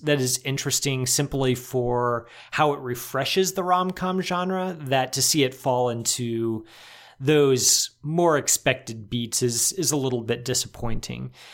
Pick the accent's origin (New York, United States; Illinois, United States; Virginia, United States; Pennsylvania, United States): Illinois, United States; Chicago; as a Chicagoan